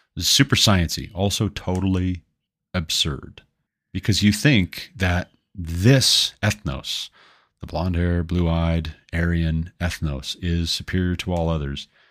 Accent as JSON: {"language": "English", "country": "United States", "said": "I'm not a Scotsman. I'm an American."}